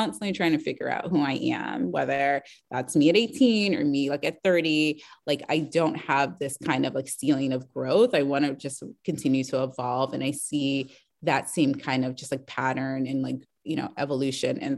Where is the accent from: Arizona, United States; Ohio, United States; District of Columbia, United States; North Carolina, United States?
District of Columbia, United States; Washington; I grew up in, you know, Washington, DC. I'm not from the South.